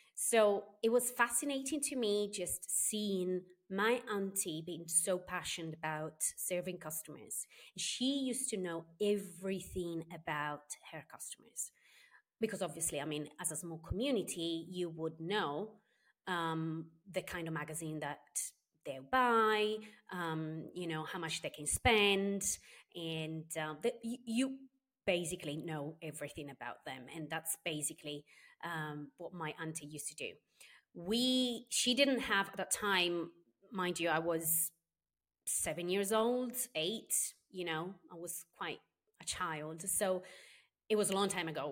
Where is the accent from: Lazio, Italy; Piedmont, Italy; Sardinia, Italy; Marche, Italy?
Sardinia, Italy; moved away as an adult; also born or lived in Spain / United Kingdom / Southeast Asia; I was born here in Sardinia and I grew up here until I was nineteen years old.